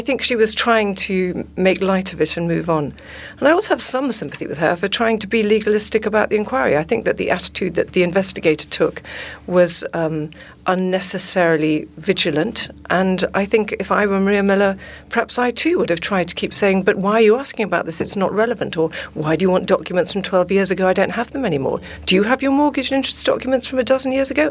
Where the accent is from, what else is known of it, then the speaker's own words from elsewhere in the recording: South Africa; I'm South African